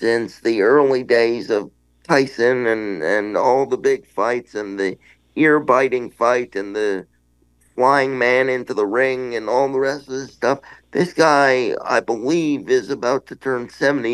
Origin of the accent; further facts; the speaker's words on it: Toronto, Ontario, Canada; We're in my hometown.